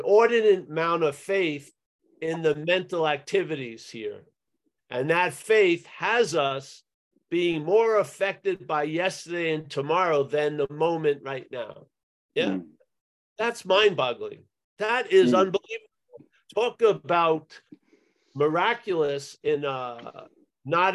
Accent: United States; my growing up in America

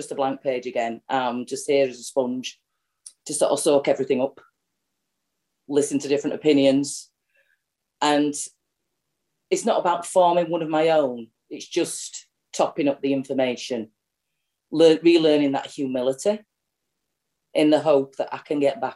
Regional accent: Yorkshire and the Humber, United Kingdom; I'm an alcoholic from Yorkshire

